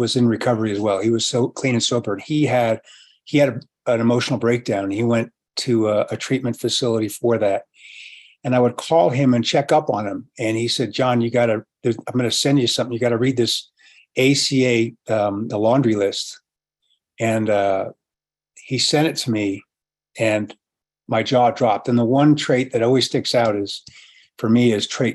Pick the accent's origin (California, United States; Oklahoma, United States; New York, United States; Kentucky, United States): California, United States; San Francisco; I was born and raised in San Francisco